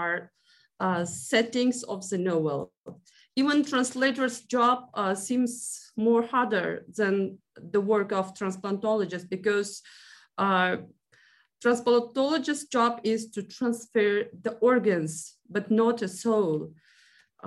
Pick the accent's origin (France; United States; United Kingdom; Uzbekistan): Uzbekistan; first language Uzbek; English is a second language; my native language and culture